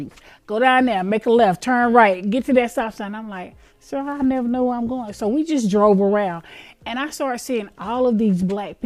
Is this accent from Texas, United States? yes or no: no; Greenville, South Carolina, United States; moved away as an adult; now in Atlanta, United States; I am not from Atlanta. I was born and raised in Greenville, South Carolina, and I moved to Atlanta in 1996